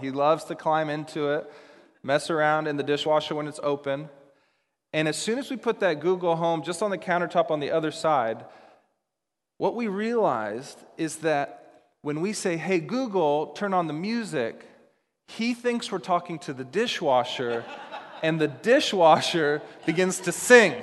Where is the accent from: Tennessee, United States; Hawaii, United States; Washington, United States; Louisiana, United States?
Washington, United States; Seattle; moved away as an adult; also born or lived in Dallas, Texas; When I grew up in the Seattle area, and after college, I decided, I chose to move to Dallas, Texas.